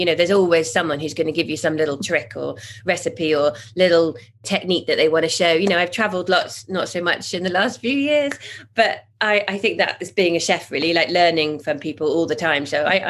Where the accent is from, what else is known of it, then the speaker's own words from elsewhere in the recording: Zimbabwe; also born or lived in Botswana; I've traveled all over the world. I grew up in Zimbabwe and Botswana.